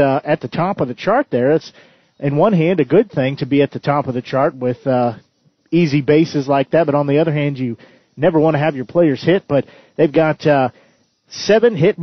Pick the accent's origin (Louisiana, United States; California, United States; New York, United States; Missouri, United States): Missouri, United States; Nevada; Nevada, Missouri, which is down in southwest Missouri